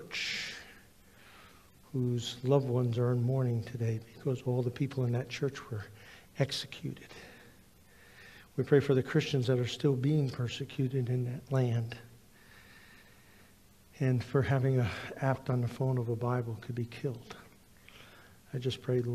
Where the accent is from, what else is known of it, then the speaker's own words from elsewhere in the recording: New Jersey, United States; Growing up in New Jersey, I had a mother and father who were very committed to the Word of God.